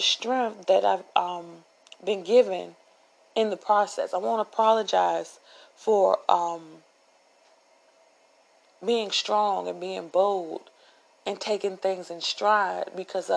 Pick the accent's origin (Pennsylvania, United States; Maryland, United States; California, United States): Maryland, United States; Upper Marlboro; moved away; I'm not from the hood, okay? I'm from Upper Marlboro, Maryland. I'm from Darcy Road